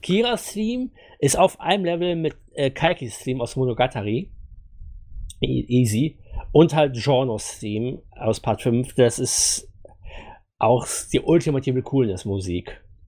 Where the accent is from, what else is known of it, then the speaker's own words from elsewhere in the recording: Germany; wir hier als Deutsche